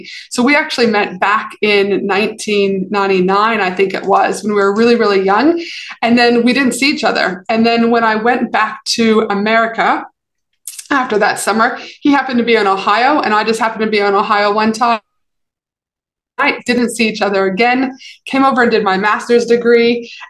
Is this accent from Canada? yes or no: yes; Canada; also born or lived in Albuquerque, United States / North Carolina, United States; now in Australia; So even though I'm from Canada, I did my undergrad in high school in Albuquerque, New Mexico.